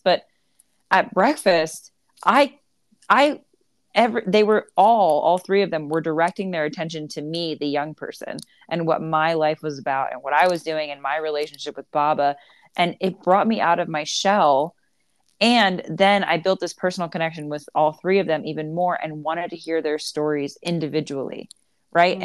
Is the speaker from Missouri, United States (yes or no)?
no; Myrtle Beach, South Carolina, United States; I grew up in Myrtle Beach and was heavily involved in Myrtle Beach